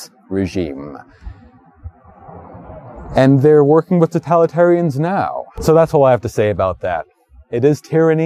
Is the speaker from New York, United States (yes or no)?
yes; New York City, New York, United States; I've been living in New York all my life. I was born in Brooklyn